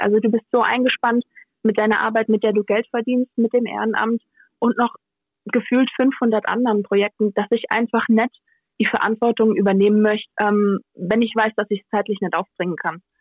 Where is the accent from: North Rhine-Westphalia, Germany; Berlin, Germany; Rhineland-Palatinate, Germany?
Rhineland-Palatinate, Germany; als echte Pfälzerin